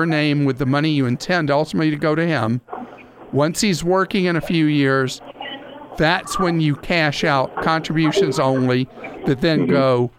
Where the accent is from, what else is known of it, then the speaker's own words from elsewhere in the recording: United Kingdom; explaining things in, well, as close to simple English as a Brit can speak.